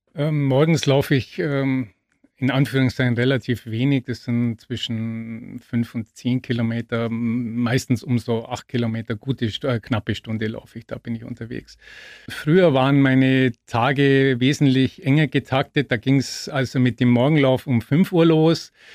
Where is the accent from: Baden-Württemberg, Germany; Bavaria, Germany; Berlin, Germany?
Bavaria, Germany; Augsburg; bis nach Augsburg in meine Heimat